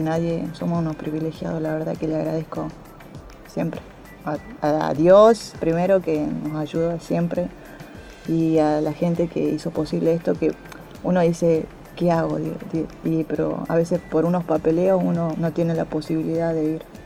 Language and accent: Spanish; Salta, Argentina; moved away as an adult; now in Esperanza Base, Antarctica; soy oriunda de Salta, ciudad de Salta, capital, del país de Argentina